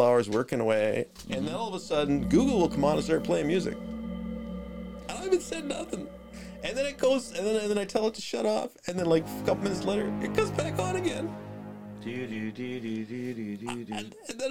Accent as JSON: {"language": "English", "area": "Durham Region", "region": "Southern Ontario", "country": "Canada", "said": "we're from the Durham region, which is in Southern Ontario"}